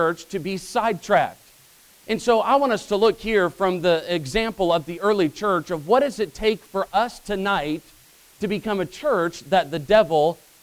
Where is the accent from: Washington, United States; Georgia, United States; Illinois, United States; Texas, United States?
Illinois, United States; Growing up in Illinois, I had three older brothers, so I was the youngest.